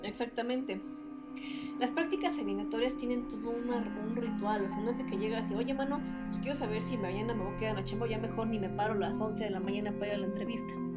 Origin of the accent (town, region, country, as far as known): Mexico